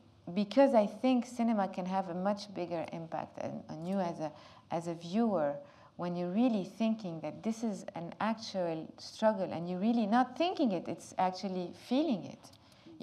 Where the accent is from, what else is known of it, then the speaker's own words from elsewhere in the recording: Lebanon; English is a second language; living in Lebanon and growing up in Lebanon in such a difficult, complicated country